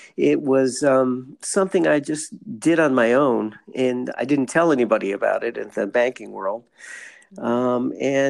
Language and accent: English; Cleveland, Ohio, United States; also born or lived in California / Chicago / Montreal, Quebec; now in San Diego, United States; I live in San Diego, and but starting back a little farther, I grew up in Cleveland.